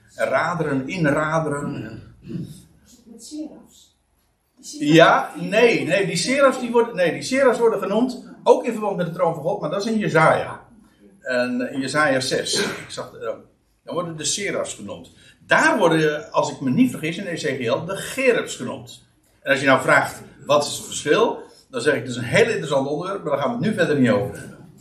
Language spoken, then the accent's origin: Dutch; Aalsmeer, North Holland, Netherlands; Ik kom uit Aalsmeer en dat ligt vlakbij Uithoorn